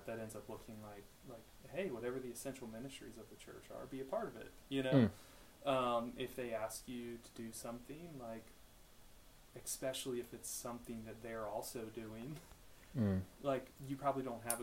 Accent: Maryland, United States; I grew up in Maryland.

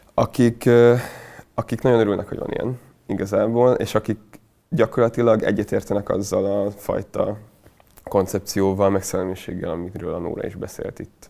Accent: Hungary; Én ott nőttem fel nagy részt

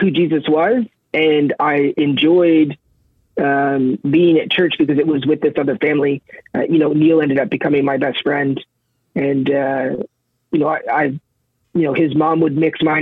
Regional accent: Saint John, New Brunswick, Canada; also born or lived in Brown's Flat, New Brunswick; spent the first 8 years of my life in St. John. Then my parents separated, and I moved with my mom to Brown's Flat, New Brunswick

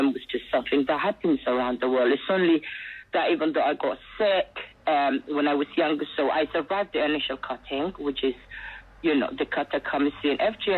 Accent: Somaliland, Somalia; born there; So I was born in Somalia, which is the British colonized part, which is called Somaliland now.

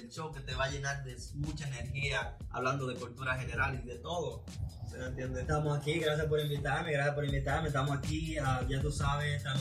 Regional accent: Salcedo, Hermanas Mirabal, Dominican Republic; also born or lived in San Francisco de Macorís; nosotros específicamente venimos de el Cibao, eh, Salcedo y San Francisco de Macorís.

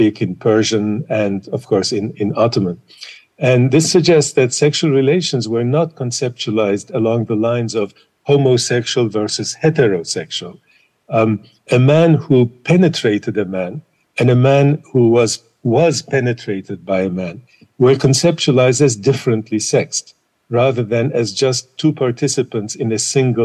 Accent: Istanbul, Turkey; now in United States; I was born in Istanbul in a long time ago.

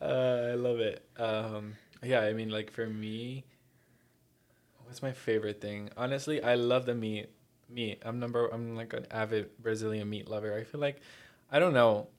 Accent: Miami, Florida, United States; also born or lived in New Jersey; I was born in Jersey to Colombian parents. Uh, and then when I was four years old, I moved here to Miami

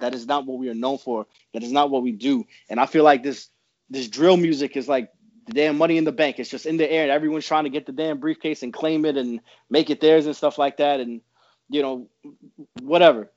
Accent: New York, United States; I'm from New York.

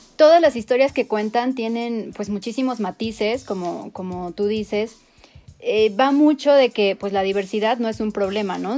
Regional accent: Mexico; somos mexicanos chidos

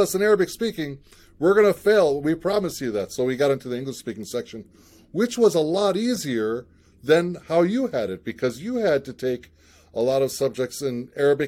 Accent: United States; also born or lived in Ramallah, Palestine; I was born and raised in the United States

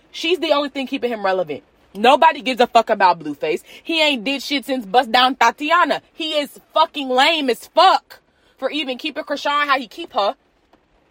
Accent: United States

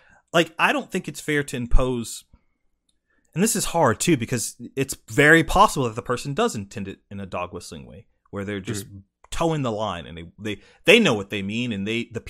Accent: South Carolina, United States; Like, and this could be from growing up in South Carolina and, like, being exposed to that, like, heavily.

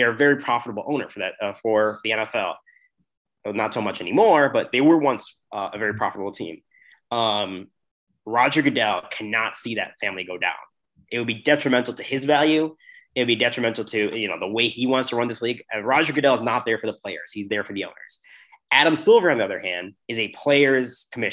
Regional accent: Canada; now in Chicago, United States; I'm Canadian

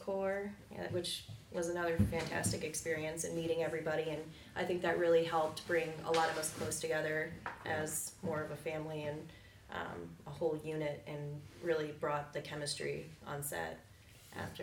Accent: Michigan, United States; moved away as an adult; now in Florida, United States; I grew up in Michigan, and I moved down to Florida in 2019 when I was 2009, I'm sorry, when I was 19

